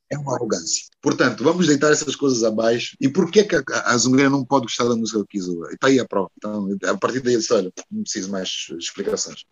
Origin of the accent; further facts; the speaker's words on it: Porto, Norte, Portugal; moved away as an adult; also born or lived in Brazil; now in Luanda, Angola; se eu cresci em Portugal, se eu já vivi no Brasil